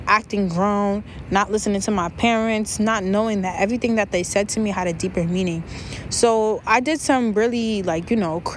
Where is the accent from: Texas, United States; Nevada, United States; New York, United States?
New York, United States; also born or lived in Senegal; I'm from New York